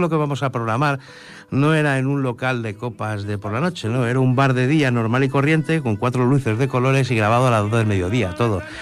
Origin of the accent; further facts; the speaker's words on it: Madrid, Community of Madrid, Spain; moved away as an adult; also born or lived in Cerdanyola del Vallès; now in Ripollet, Spain; Soy madrileño, aunque eh, llevo aquí ya la friolera de 20... Bueno, desde el año 95